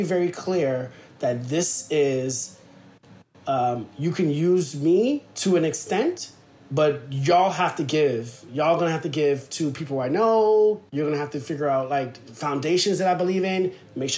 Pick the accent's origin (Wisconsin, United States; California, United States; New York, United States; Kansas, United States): New York, United States; New York City; I'm from Soundview in the Bronx